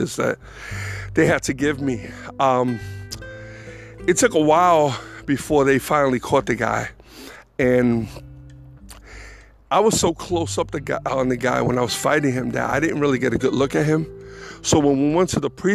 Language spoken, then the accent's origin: English; New York City, New York, United States; moved away as an adult; now in North Carolina, United States; I was born and raised in the Bronx, so was Angel, but it was time to go